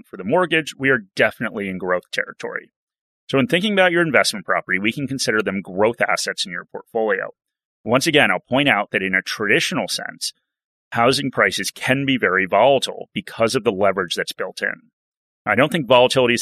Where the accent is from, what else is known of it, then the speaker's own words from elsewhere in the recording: United States; now in Australia; an American that lived through the GFC